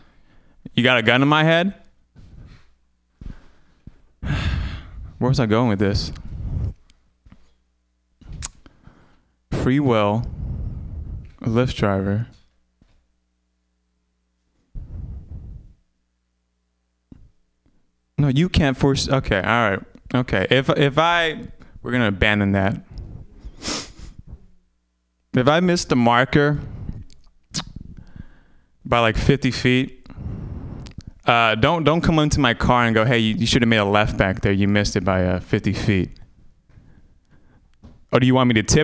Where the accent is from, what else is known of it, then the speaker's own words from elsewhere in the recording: Vietnam; moved away; I was born in Vietnam